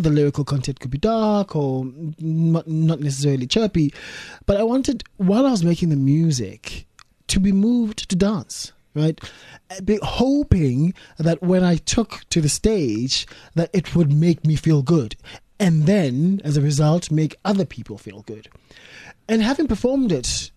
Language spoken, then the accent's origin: English; South Africa; moved away as an adult; now in United Kingdom; I'm a South African in Britain